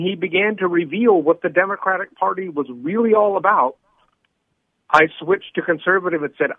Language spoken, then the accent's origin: English; California, United States; I'm Californian.